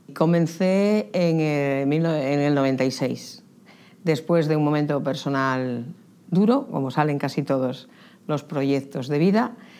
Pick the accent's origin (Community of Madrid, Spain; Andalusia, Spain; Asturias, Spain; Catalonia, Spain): Asturias, Spain; Candamo; born or raised there